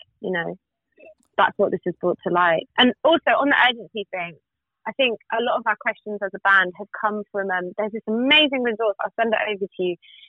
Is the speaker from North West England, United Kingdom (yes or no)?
no; Reading, South East England, United Kingdom; I'm from Reading.